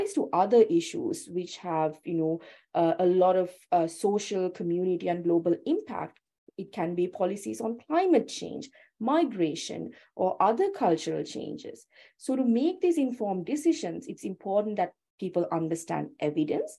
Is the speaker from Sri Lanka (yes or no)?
yes; Sri Lanka; now in Australia; I'm originally from Sri Lanka, so I haven't gone through this school system